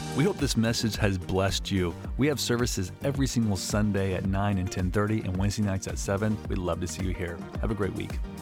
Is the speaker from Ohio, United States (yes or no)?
no; Texas, United States; I'm from Texas